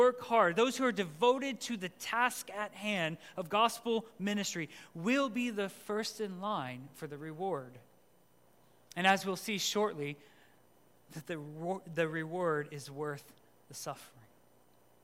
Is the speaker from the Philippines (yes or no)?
yes; Philippines; moved away; I grew up in the Philippines